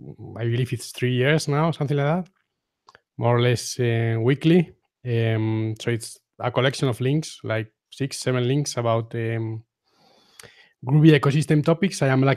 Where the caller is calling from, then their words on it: Guadalajara, Castilla-La Mancha, Spain; I am podcasting from Guadalajara, Spain. So that's like 50 kilometers away from Madrid in the center of Spain.